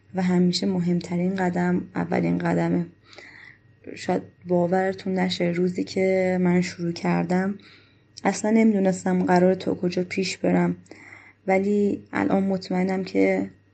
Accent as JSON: {"language": "Persian", "country": "Afghanistan", "moved": "yes", "lives_now": "Iran", "said": "ما افغانستانی هستیم"}